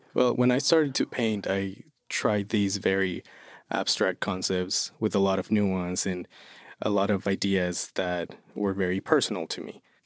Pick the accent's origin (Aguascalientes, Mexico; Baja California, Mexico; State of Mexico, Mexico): State of Mexico, Mexico; Toluca; English is a second language; moved away as an adult; now in Lehigh Valley, United States; I'm originally from Mexico City. Well, I'm from Toluca, which is an hour away from Mexico City. And I moved here in twenty twenty